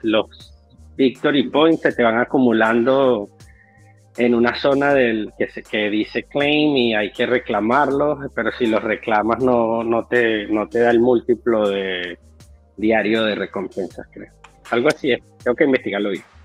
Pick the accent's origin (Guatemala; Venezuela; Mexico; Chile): Venezuela; soy yo de Venezuela